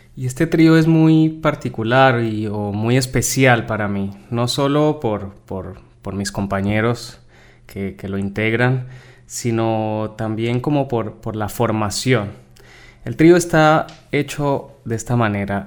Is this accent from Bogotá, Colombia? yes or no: no; Cali, Valle del Cauca, Colombia; moved away as an adult; now in Buenos Aires, Argentina; soy de Colombia, pero bueno, hace ya casi 15 años aproximadamente eh, vivo acá en, Argentina